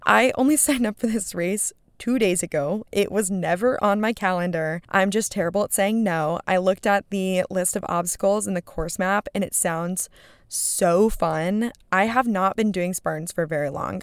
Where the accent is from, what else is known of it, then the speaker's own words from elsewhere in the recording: West Coast, United States; I am from the West Coast, and I am used to big West Coast mountains.